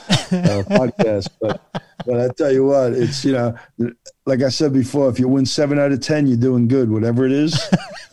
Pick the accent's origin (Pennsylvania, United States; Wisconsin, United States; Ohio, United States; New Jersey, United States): New Jersey, United States; moved away; I'm Italian and from Jersey